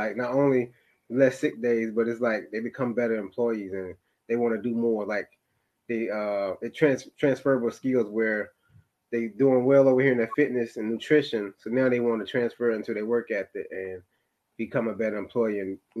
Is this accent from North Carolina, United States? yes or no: yes; Elizabeth City, North Carolina, United States; born there; I was born in Elizabeth City, North Carolina. I went to North Carolina A&T State University. Parents are military, so I moved around quite a bit.